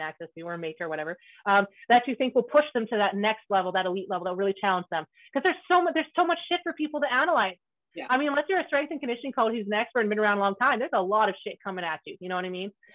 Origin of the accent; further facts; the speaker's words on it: Canada; I grew up in a really, like, I'm from Canada, and it's really rural, it's very country, very Mennonite